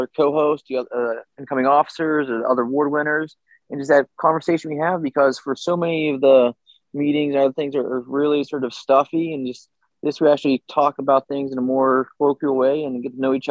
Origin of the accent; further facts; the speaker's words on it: Buffalo, New York, United States; I'm from Buffalo